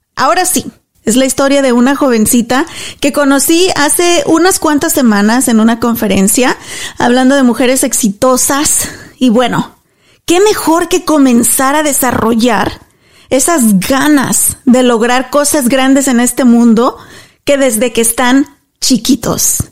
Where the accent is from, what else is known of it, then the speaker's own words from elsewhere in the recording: Mexico; now in Dallas, United States; yo soy mexicana y soy súper orgullosa de ser mexicana